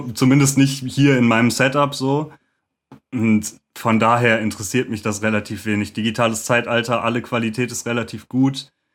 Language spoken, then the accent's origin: German; Lüdenscheid, North Rhine-Westphalia, Germany; now in Cologne, Germany; Äh, ich bin eigentlich aus Lüdenscheid im Sauerland und äh, wohne jetzt aber in Köln.